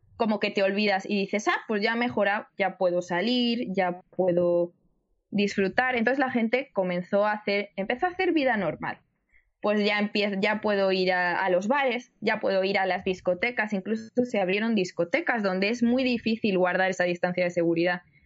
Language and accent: Spanish; Spain; yo soy de España, yo vivo en el en el norte, por así decirlo, de, de España.